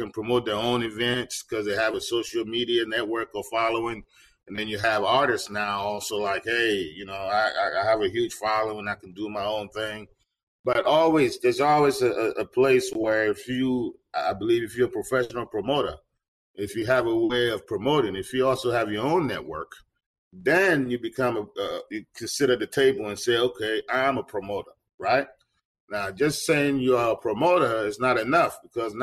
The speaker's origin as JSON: {"language": "English", "town": "Washington", "region": "District of Columbia", "country": "United States", "tie": "born or raised there", "also_born_or_lived": "Ghana", "moved": "as an adult", "lives_now": "Seattle, United States", "said": "I'm originally from Ghana, West Africa. I grew up in the D.C. area."}